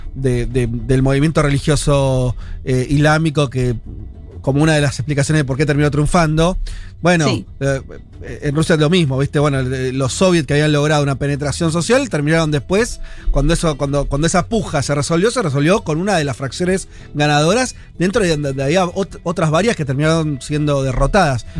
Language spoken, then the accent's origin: Spanish; Argentina; hay una dictadura cuando yo nací en Argentina